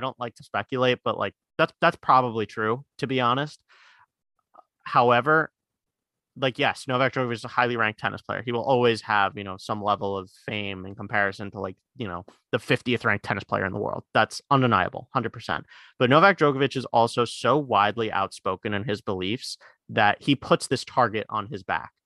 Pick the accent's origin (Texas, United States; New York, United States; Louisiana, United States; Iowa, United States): New York, United States; New York City; we live in, we're, we're from Queens